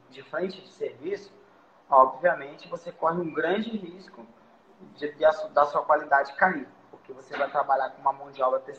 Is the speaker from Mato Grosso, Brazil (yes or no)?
no; Vitória, Espírito Santo, Brazil; Então, sou de Vitória também, né? Espírito Santo. Aqui o mercado de trabalho é muito bom.